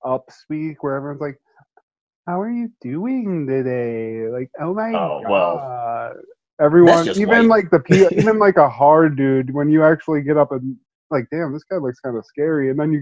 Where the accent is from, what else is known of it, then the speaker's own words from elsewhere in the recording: Ohio, United States; but, I mean, I'm from Ohio and people are like, oh man, you have such an accent.